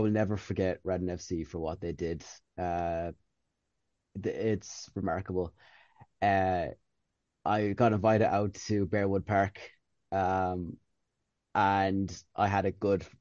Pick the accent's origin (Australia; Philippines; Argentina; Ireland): Ireland; County Tipperary, Munster; also born or lived in England; as an Irish person, like I'm from County Tipperary